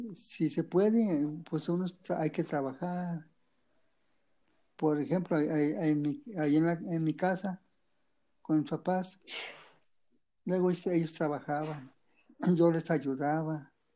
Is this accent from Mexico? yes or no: yes; Mexico; yo soy de Tecomatepe municipio de de la es una comunidad tranquila